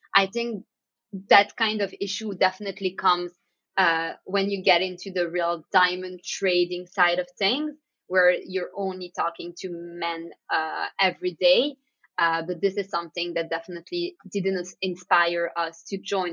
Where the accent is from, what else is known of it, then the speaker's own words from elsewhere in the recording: Antwerp, Flanders, Belgium; we grew up around diamonds and jewelry, growing up in Antwerp